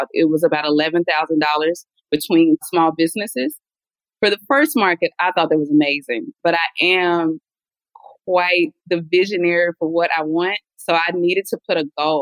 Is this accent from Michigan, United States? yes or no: no; Mississippi, United States; now in Atlanta, United States; I am originally from Mississippi, now a proud resident of Atlanta, Georgia.